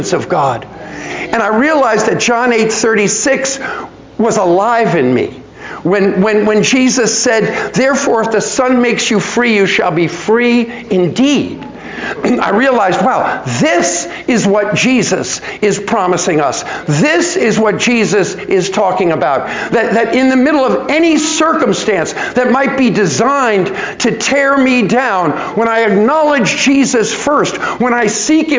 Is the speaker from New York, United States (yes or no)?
yes; New York, United States; I was born in New York